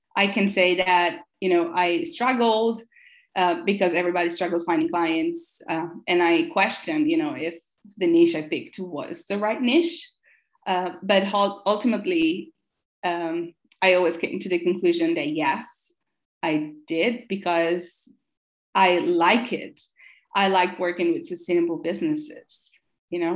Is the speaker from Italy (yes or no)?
yes; Italy; English is a second language; moved away as an adult; also born or lived in San Francisco, United States; I'm from Italy, so I moved back to Italy